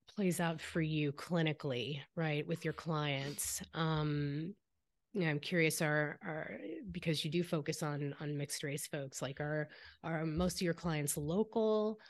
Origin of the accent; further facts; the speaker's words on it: the Bay Area, California, United States; I grew up here in the Bay